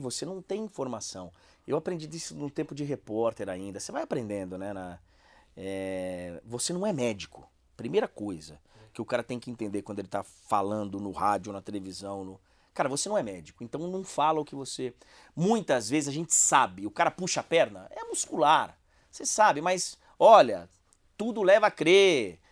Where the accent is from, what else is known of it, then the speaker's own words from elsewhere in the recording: Bahia, Brazil; Eu fui criado na Bahia.